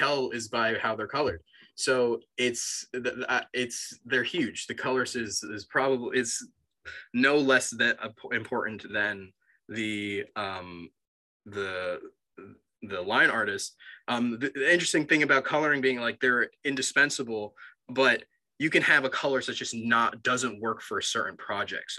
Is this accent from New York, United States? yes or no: yes; Long Island, New York, United States; I'm from New York. I grew up on Long Island, but I went to college in the city